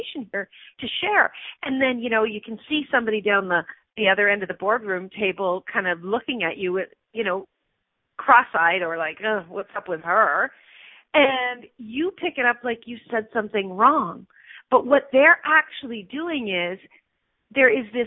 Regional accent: Canada; I'm a Canadian citizen, not a U.S. citizen

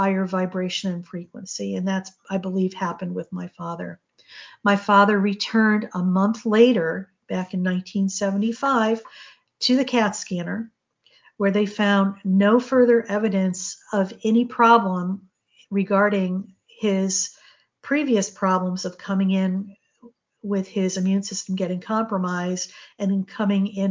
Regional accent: New England, Connecticut, United States; our home in Connecticut. I grew up in New England

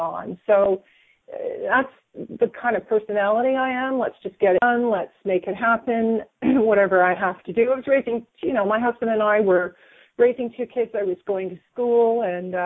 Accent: Hamilton, Ontario, Canada; now in Grimsby, Canada; I was born in Hamilton

